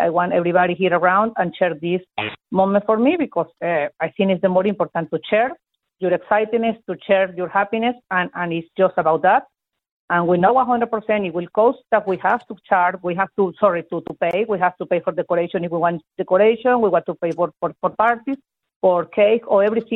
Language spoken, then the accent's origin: English; Venezuela; moved away; I'm from Venezuela